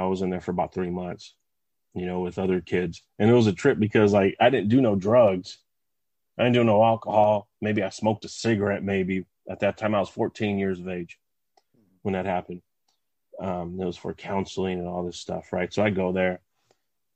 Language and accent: English; West Covina, California, United States; I was born and raised in West Covina, California